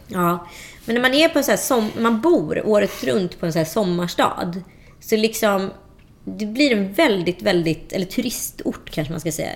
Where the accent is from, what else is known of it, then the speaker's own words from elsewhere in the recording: Strömstad, Västra Götaland, Sweden; moved away as an adult; also born or lived in Örebro / Kullavik; jag växte upp i Strömstad eh, mellan 11 och 17.